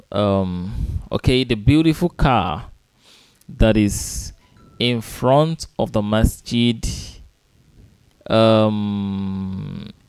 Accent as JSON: {"language": "English", "region": "Osun", "country": "Nigeria", "lives_now": "Lagos, Nigeria", "said": "I am from Osun State. I am from Osun State."}